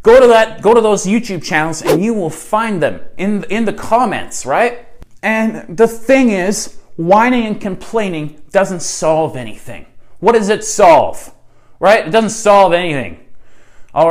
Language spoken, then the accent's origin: English; Canada; I'm your neighbor. I'm your Canadian neighbor, right?